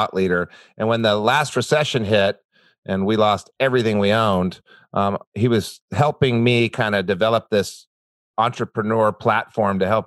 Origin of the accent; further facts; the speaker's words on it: New Mexico, United States; I grew up in New Mexico